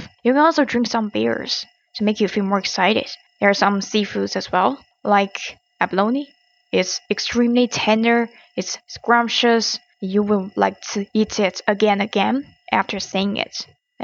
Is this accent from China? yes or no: yes; China; I come from China.